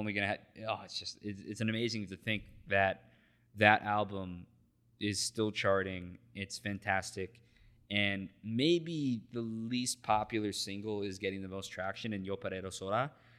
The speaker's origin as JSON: {"language": "English", "region": "Texas", "country": "United States", "said": "I'm a Texan."}